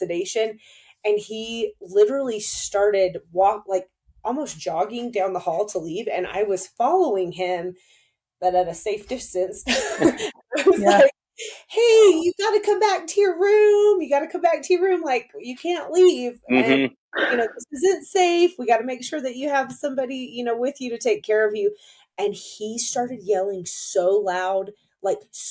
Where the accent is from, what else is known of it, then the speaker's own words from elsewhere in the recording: near Fort Benning, Georgia, United States; I grew up close to Fort Benning in Georgia